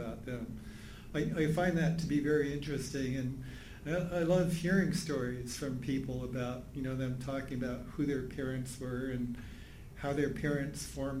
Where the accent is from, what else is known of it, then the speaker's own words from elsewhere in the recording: Juneau, Alaska, United States; I'm from Juneau, Alaska, and my dad is Canadian